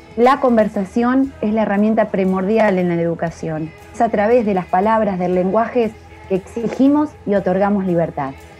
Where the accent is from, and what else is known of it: La Pampa, Argentina